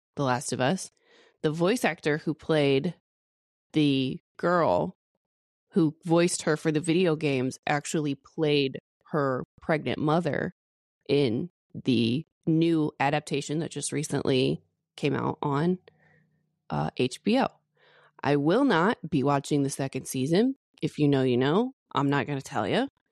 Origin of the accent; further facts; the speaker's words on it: the Bible Belt, United States; being born and raised in the Bible Belt